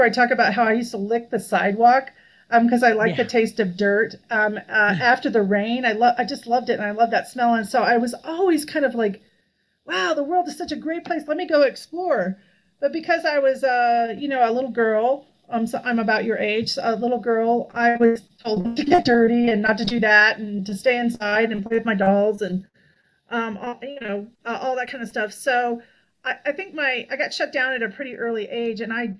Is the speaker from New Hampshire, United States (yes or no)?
no; Colorado, United States; also born or lived in Nevada / California / Hawaii; I was born in Nevada, then we moved to California, then we moved to Colorado. Then we moved to Hawaii. That was our overseas tour. We could have gone to Belgium, but no, we went to Hawaii. And then I moved back to Colorado.